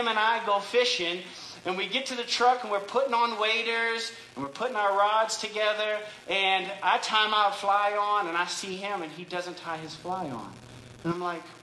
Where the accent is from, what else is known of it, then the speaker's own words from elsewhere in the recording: Louisiana, United States; moved away; I grew up in Louisiana